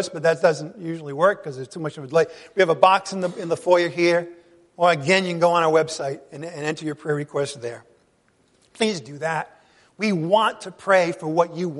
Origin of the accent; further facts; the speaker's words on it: New England, United States; moved away; I come from New England.